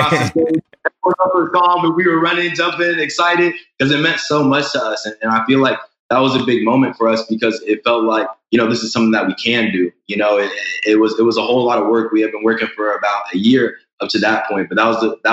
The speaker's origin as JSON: {"language": "English", "town": "Dallas", "region": "Texas", "country": "United States", "tie": "born or raised there", "moved": "as an adult", "said": "I grew up in Dallas, Texas"}